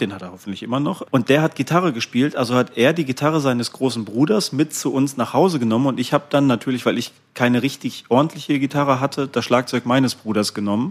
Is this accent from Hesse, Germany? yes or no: no; Ruhr area, North Rhine-Westphalia, Germany; moved away; Ich bin ja eigentlich gebürtiger Ruhrgebietler und dann natürlich auch die ersten Konzerte im Ruhrgebiet so gespielt und die ersten Jahre da gewohnt